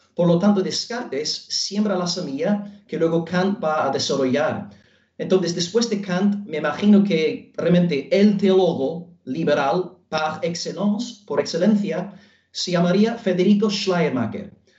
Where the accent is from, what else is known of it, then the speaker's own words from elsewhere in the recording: Belfast, Northern Ireland, United Kingdom; Spanish is a second language; moved away as an adult; now in Almería, Spain; soy eh, norirlandés de Belfast